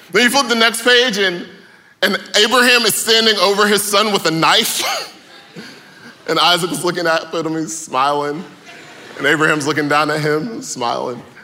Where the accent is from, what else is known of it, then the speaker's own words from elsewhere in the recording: Atlanta, Georgia, United States; I am from Atlanta, born and raised.